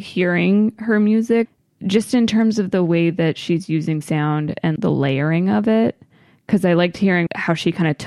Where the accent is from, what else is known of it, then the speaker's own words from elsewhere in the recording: Maryland, United States; I grew up in Maryland primarily.